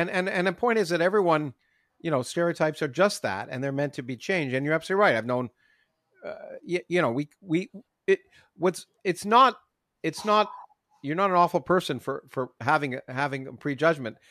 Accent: Canada; moved away; I grew up in Canada

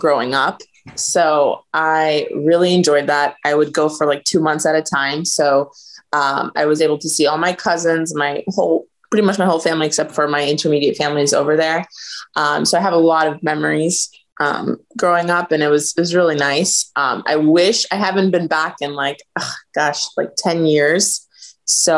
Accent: Sarasota, Florida, United States; also born or lived in Albania / New York; Grew up in actually Sarasota, Florida, where I am back now.

